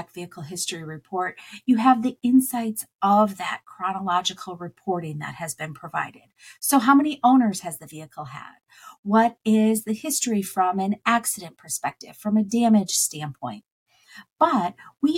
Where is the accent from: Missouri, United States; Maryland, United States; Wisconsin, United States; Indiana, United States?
Wisconsin, United States; I grew up in Wisconsin